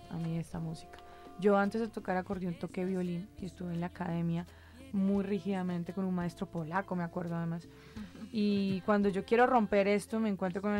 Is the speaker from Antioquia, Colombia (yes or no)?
no; Bucaramanga, Santander, Colombia; born there; realmente yo nací en Bucaramanga eh, y fue muy importante para mí poder ir a la ciudad donde este instrumento como que más se usaba.